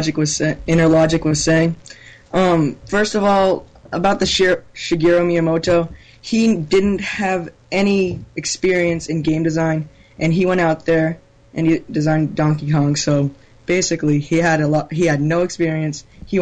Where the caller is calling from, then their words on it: Rhode Island, United States; from Rhode Island.